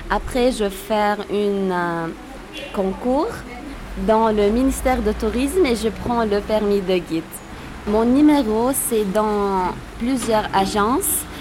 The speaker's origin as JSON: {"language": "French", "town": "Tripoli", "region": "North Governorate", "country": "Lebanon", "tie": "born or raised there", "said": "Tripoli est euh, connue par l'architecture mamelouk qui date du XIIIe siècle on a, euh, on a la plus grande citadelle du Liban."}